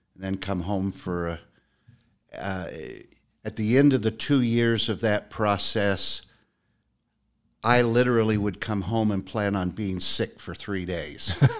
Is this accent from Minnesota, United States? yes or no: no; Utah, United States; born and raised in Utah